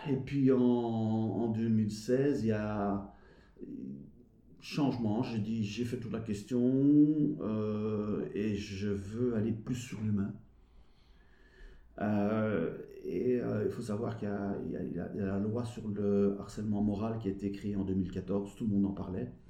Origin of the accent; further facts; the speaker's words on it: Belgium; accent: Belgian; il paraît que j'ai un accent belge. Et deux, ah pour la manière décalée par rapport au Français de donner cette formation.